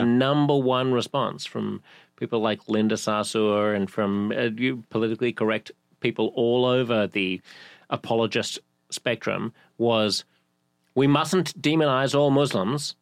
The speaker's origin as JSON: {"language": "English", "town": "Sydney", "region": "New South Wales", "country": "Australia", "moved": "as an adult", "lives_now": "New York, United States", "said": "I've lived here in my adult life for longer than I've lived in any other city, including Sydney."}